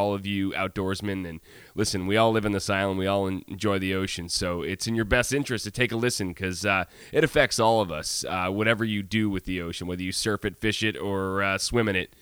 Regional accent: Syracuse, New York, United States; now in Nantucket, United States; I'm from Syracuse

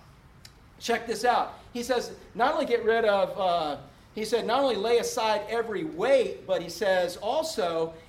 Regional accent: Orlando, Florida, United States; also born or lived in Webster, Florida; I was from Orlando

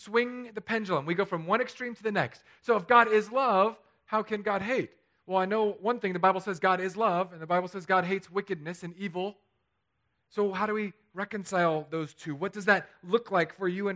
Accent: California, United States; moved away; my home state

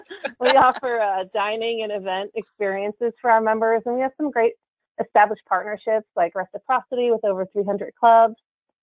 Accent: New Jersey, United States; now in Washington, D.C., United States; I was born and raised in New Jersey, just outside New York City, but I've been in D.C. long enough to lose my accent.

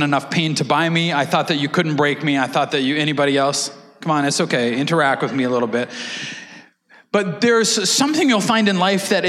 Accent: Canada; we're Canadian

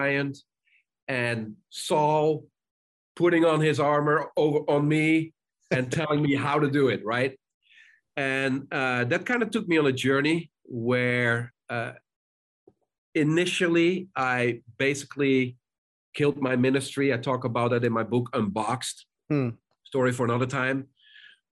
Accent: Netherlands; moved away; also born or lived in South Africa; I grew up in the Netherlands

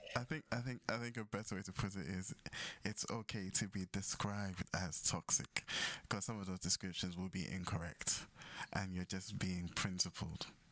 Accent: Ghana; we grew up in Ghana.

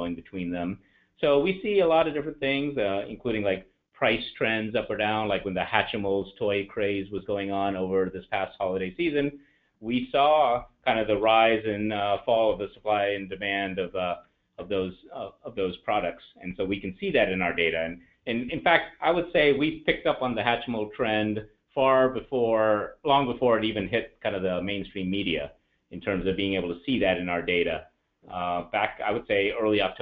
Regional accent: Alabama, United States; also born or lived in India / Atlanta, Georgia; I was born in India, but I grew up in the US. In fact, spent most of my time in Alabama

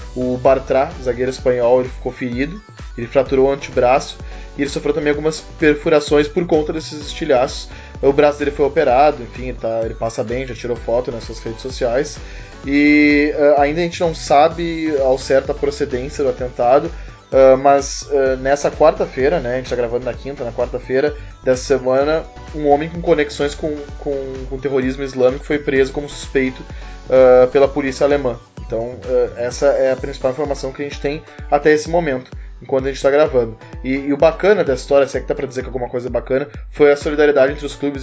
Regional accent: Porto Alegre, Rio Grande do Sul, Brazil; sou gaúcho, sou de Porto Alegre

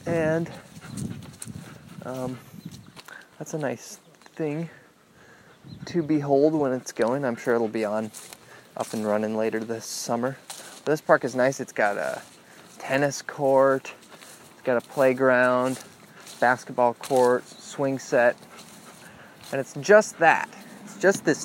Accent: West Lafayette, Indiana, United States; now in Marquette, United States; the parks and neighborhood that I grew up in West Lafayette in Indiana

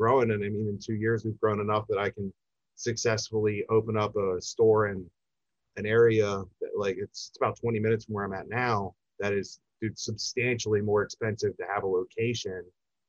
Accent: York, Pennsylvania, United States; I'm born and raised in York

